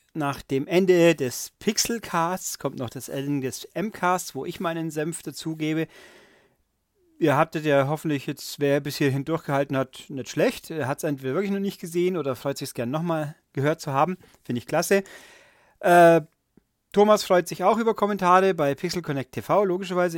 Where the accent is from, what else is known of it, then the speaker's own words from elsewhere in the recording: Germany; bei uns in Deutschland